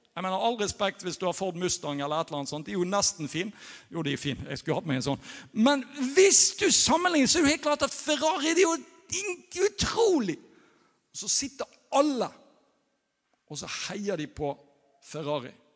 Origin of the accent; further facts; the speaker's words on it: Norway; moved away; jeg er norsk